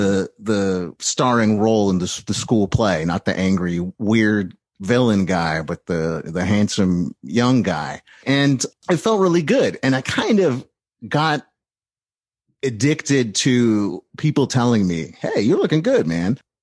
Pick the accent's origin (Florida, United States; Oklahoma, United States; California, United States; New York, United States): California, United States; East Bay, San Francisco Bay Area; I grew up in the Bay Area to a, a, a, a nice, uh, middle class Jewish family in the East Bay